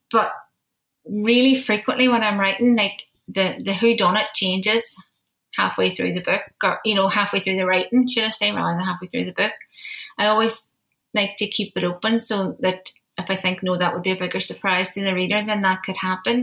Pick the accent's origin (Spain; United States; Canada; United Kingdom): United Kingdom; Derry, Northern Ireland; my hometown, my home city of Derry